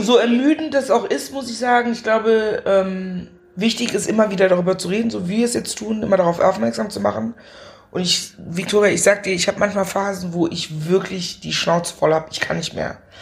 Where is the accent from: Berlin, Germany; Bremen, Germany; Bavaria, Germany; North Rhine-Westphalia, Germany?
North Rhine-Westphalia, Germany; Meckenheim; Ich bin in Meckenheim bei Bonn groß geworden